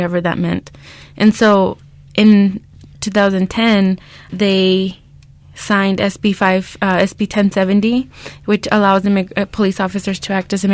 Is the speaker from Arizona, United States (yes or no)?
yes; Arizona, United States; growing up in Arizona during the reign of Joe Arpaio